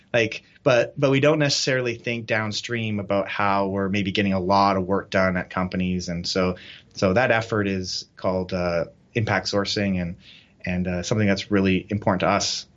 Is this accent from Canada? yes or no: yes; Canada; moved away as an adult; now in Nepal; so we're Canadian